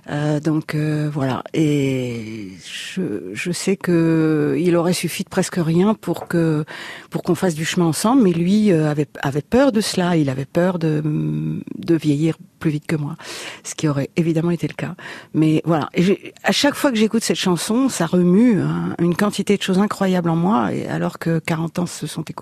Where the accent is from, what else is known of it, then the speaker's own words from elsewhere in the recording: Paris, Île-de-France, France; also born or lived in Reims region; j'ai grandi à Paris